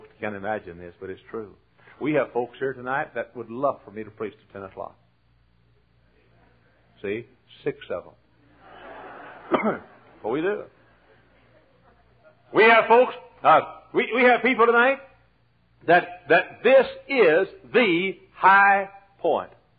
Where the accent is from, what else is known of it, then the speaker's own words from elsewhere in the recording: Dallas, Texas, United States; moved away; I'm from Dallas.